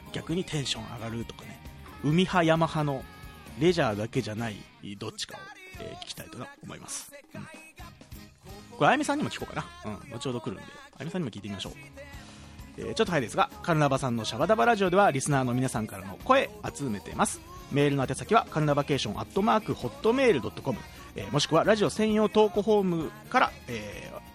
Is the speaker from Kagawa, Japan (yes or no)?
yes; Kagawa, Japan; moved away; 香川の実家から